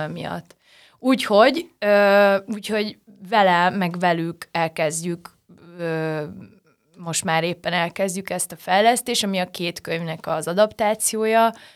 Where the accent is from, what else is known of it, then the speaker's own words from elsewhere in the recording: Nyíregyháza, Szabolcs-Szatmár-Bereg, Hungary; moved away; nyíregyházán születtem